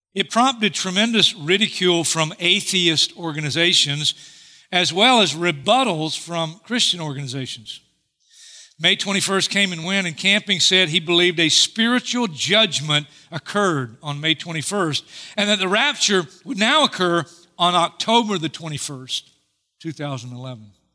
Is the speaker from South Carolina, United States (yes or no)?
yes; Hartsville, South Carolina, United States; I'm in Hartsfield, South Carolina, my hometown